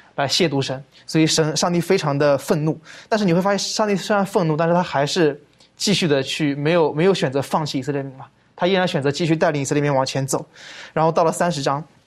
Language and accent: Chinese; China; 我们中国人说这个破镜难以重圆了